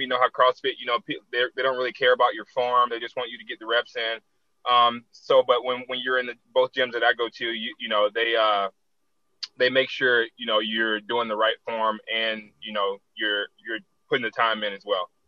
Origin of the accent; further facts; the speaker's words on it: Tallahassee, Florida, United States; my hometown, Tallahassee